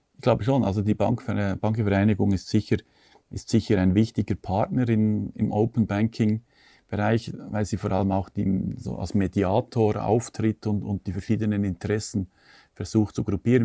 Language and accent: German; Switzerland; bei uns in der Schweiz